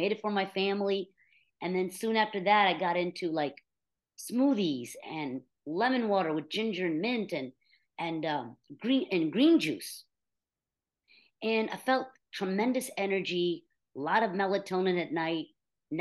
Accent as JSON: {"language": "English", "country": "United States", "tie": "born or raised there", "also_born_or_lived": "India", "said": "we moved here when I was just 1 year old"}